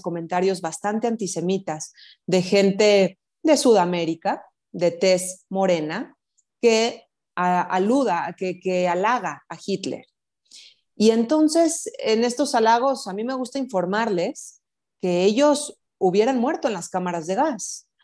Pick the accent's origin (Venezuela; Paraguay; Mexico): Mexico; Como mexicanas